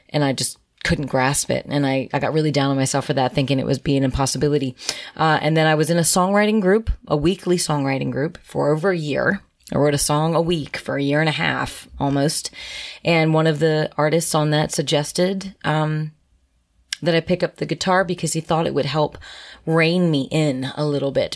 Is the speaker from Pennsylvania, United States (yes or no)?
yes; Harrisburg, Pennsylvania, United States; moved away as an adult; born and raised in Harrisburg, Pennsylvania.